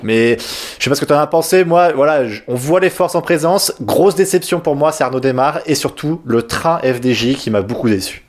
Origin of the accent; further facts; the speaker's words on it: France; je suis français